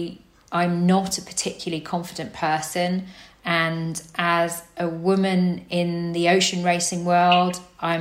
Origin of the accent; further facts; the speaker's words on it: Cambridgeshire, East of England, United Kingdom; now in Poole, United Kingdom; I grew up in Cambridgeshire, so completely landlocked